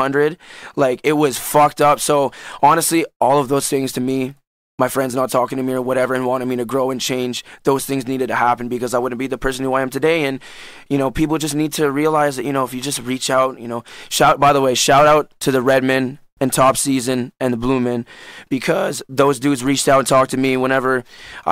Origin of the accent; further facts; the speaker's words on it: Orleans, Ontario, Canada; I'm from Orleans.